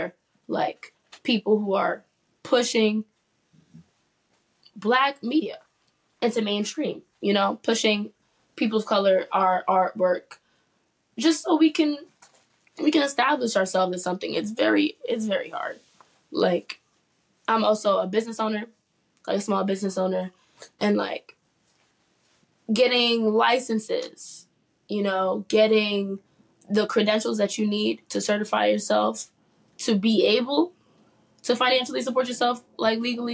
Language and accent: English; New York City, New York, United States; Harlem native, growing up in New York City